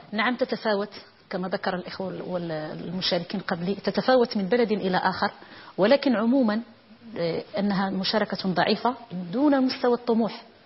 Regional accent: Morocco; في المغرب الآن لدينا

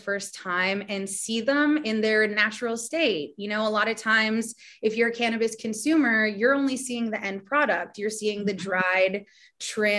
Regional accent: Toronto, Ontario, Canada; I'm born and raised in Toronto, which is a mega city.

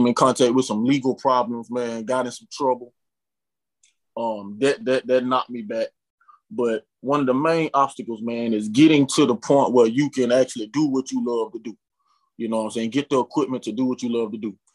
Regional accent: Prichard, Alabama, United States; also born or lived in Mobile, Alabama; I'm from Pritchard, Alabama. You know, so most of the people I know, we came from the mud

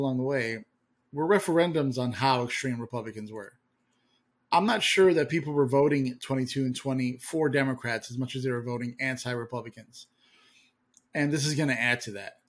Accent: Illinois, United States; we grew up in Illinois with Barack

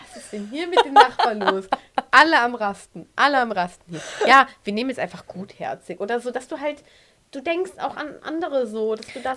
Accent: Aachen, North Rhine-Westphalia, Germany; Wir kommen übrigens aus Aachen

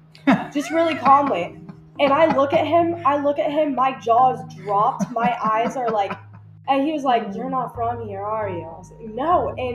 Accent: West Virginia, United States; growing up in West Virginia

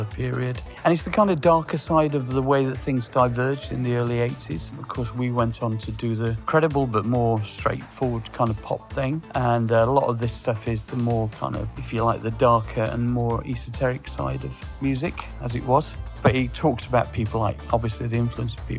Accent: Sheffield, Yorkshire and the Humber, United Kingdom; now in London, United Kingdom; I'm from Sheffield, as you know, but I've lived in London for 40 years.

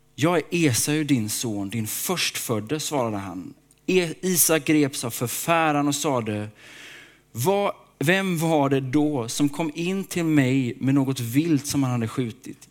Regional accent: Småland, Sweden; Jag är uppväxt i Småland.

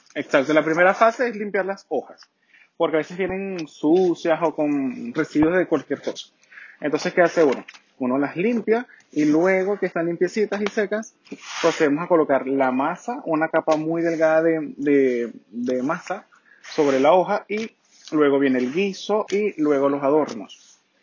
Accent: Venezuela; now in Santiago, Chile; Yo soy de Venezuela, del país donde las mujeres son hermosas y los hombres somos muy dulces.

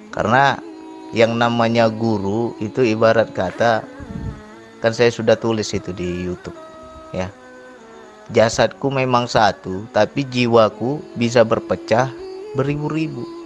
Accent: Sumatra, Indonesia; apalagi kita orang Sumatera orang Sumatera kasar nggak bisa kayak orang Jawa

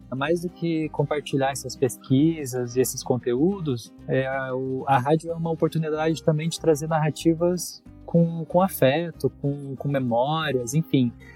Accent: Jacareí, São Paulo, Brazil; sou nascido em Jacareí, Vale do Paraíba, é, e eu morei lá até os 18 anos.

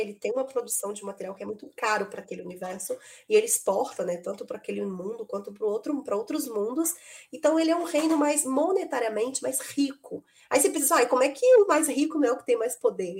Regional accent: Belo Horizonte, Minas Gerais, Brazil; eu sou de Belo Horizonte

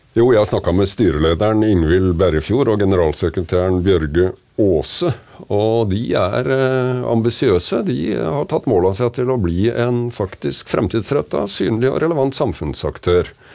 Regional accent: Kragerø, Vestfold og Telemark, Norway; hjemme i Kragerø så hadde jeg vokst opp med trebåter og seiling

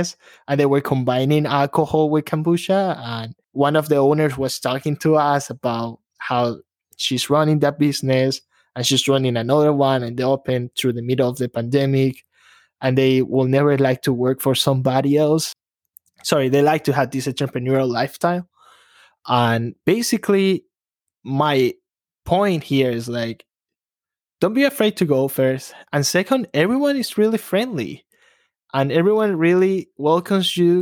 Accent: Guayaquil, Guayas, Ecuador; moved away as an adult; now in Chicago, United States; Born and raised in Ecuador, guys. I was born in a small city, Guayaquil. I came to Chicago about 9 years ago, almost 10.

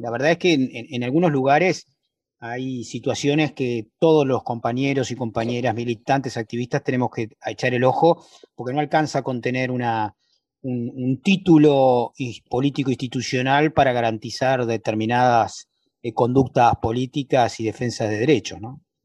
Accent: Argentina; los judíos somos plurales, los argentinos judíos somos plurales

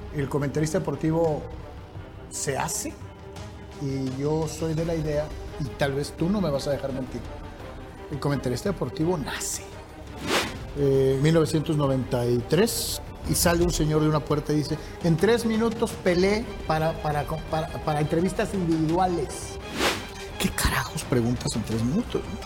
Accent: Guadalajara, Jalisco, Mexico; soy de Guadalajara.

